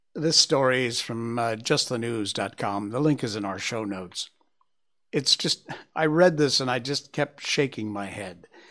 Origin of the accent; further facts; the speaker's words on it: Connecticut, United States; my home state of Connecticut.